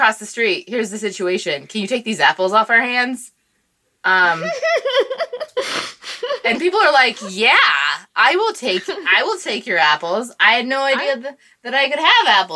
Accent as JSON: {"language": "English", "region": "Washington", "country": "United States", "moved": "yes", "said": "I'm from Washington State"}